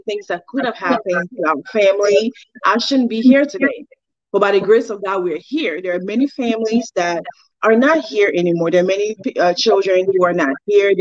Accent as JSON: {"language": "English", "country": "Liberia", "tie": "born or raised there", "moved": "yes", "lives_now": "United States", "said": "So I was born and raised in Liberia, by my mom and dad. I grew up in Liberia"}